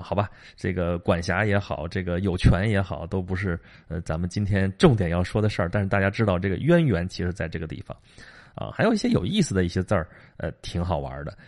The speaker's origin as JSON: {"language": "Chinese", "area": "Qi", "region": "Shandong", "country": "China", "tie": "born or raised there", "said": "齐国，就是我们老家那边儿"}